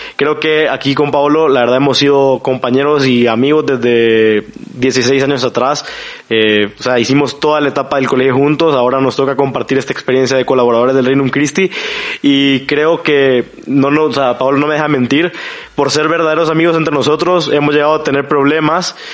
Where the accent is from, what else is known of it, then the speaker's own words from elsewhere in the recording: San Salvador, El Salvador; soy de San Salvador, El Salvador